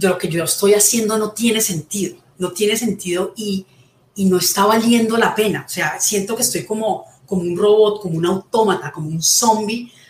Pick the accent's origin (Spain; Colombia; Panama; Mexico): Colombia; bueno, soy colombiana, tengo 51 años